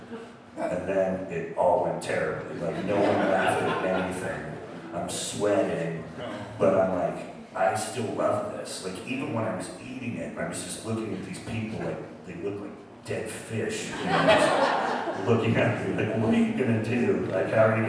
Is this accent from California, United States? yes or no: yes; Sonoma, California, United States; also born or lived in San Francisco; growing up in Sonoma, I knew those places